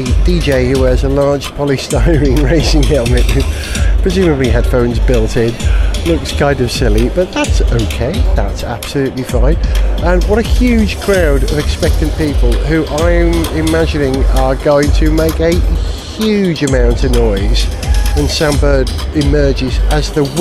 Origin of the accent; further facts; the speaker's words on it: Wales, United Kingdom; I'm a Welshman.